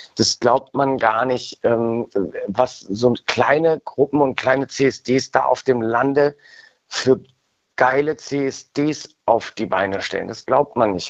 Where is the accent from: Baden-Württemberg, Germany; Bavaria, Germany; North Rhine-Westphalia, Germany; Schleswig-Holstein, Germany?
North Rhine-Westphalia, Germany; Cologne; in meiner Heimatstadt äh, Köln